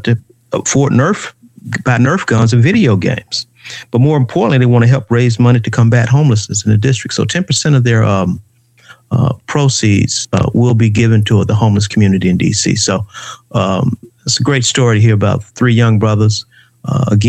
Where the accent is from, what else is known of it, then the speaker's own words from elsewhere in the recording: Atlanta, Georgia, United States; Went to Grove Park Elementary School